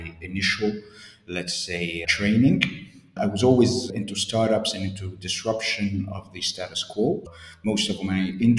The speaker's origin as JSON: {"language": "English", "town": "Gabès", "region": "Gabès Governorate", "country": "Tunisia", "tie": "born or raised there", "also_born_or_lived": "Beirut, Lebanon", "said": "I was born in Gabes in the south of Tunisia"}